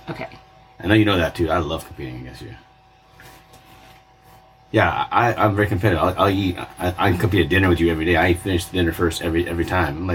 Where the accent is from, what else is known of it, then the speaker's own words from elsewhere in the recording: Arizona, United States; now in Las Vegas, United States; I'm from Arizona